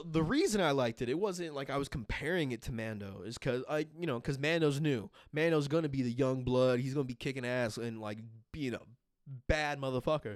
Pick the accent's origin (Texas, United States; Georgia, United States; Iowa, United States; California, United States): California, United States; Los Angeles; being from L A and everything like that, um, they were in L A when, I think they were, they were in L A when I was born, and so, like, you know, just, I grew up around Raiders, um, everybody in L A was still a Raiders fan.